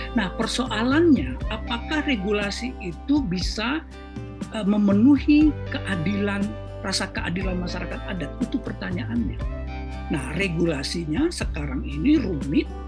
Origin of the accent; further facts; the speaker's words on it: Indonesia; semuanya kita orang Indonesia ini masyarakat adat